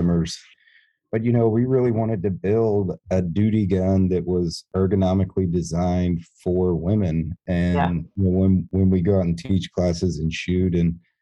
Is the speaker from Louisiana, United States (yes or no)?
no; North Georgia, United States; also born or lived in Washington, D.C.; now in Fort Smith, United States; I grew up in North Georgia